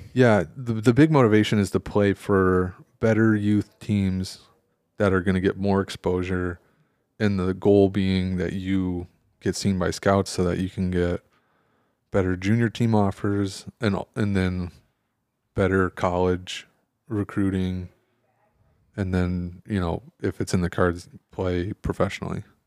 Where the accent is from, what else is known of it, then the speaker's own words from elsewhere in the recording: Michigan, United States; moved away; I grew up in Michigan